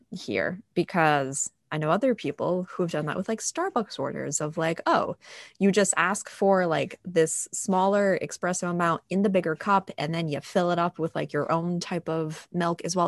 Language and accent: English; New England, United States; i'm a born and raised new englander